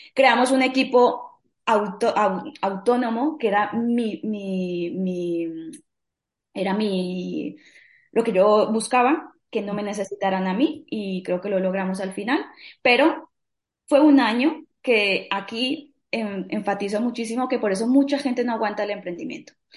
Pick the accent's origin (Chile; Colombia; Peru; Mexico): Colombia; now in Spain; soy colombiana, vivo en España hace ya casi diecinueve años